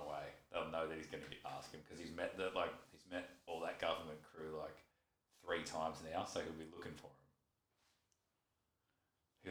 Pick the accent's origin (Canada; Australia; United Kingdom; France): Australia; being Australian